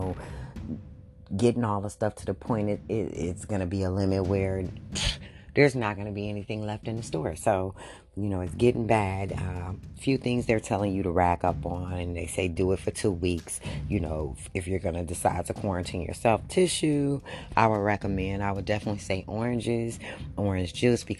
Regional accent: United States; us as American people

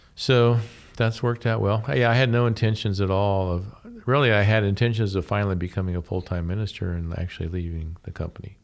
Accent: Columbus, Ohio, United States; moved away as an adult; also born or lived in Portland, Oregon / Findlay, Ohio; I was born and raised in the Columbus area

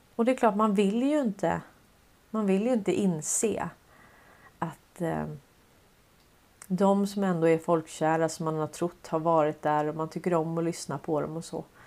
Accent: Sweden; som svenskar

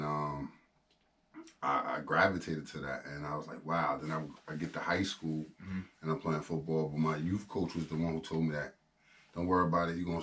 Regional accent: Newark, New Jersey, United States; I'm from Newark, born and raised

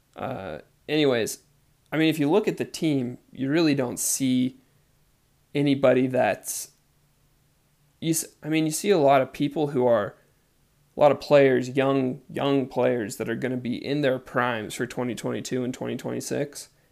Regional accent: United States; I am from the United States

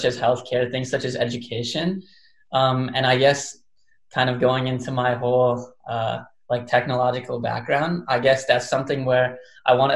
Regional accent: near Princeton, New Jersey, United States; moved away as an adult; also born or lived in Baltimore, Maryland; I grew up near Princeton.

